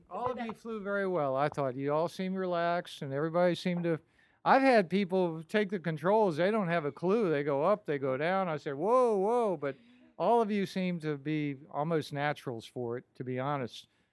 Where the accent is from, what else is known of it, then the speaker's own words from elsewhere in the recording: Minnesota, United States; now in Florida, United States; I'm, I'm from Minnesota